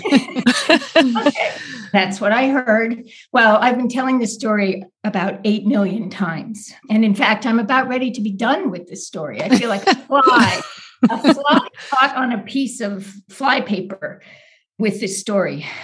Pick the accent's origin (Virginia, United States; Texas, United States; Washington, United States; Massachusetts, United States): Massachusetts, United States; Boston; I grew up right outside of Boston in the suburbs